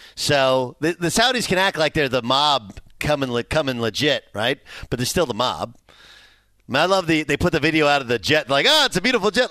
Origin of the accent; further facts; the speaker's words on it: Orange, California, United States; my brother and sister, we grew up in Orange, California